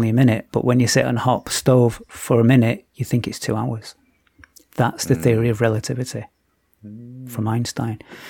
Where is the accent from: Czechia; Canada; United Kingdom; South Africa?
United Kingdom; Oldham, North West England; We're both from Oldham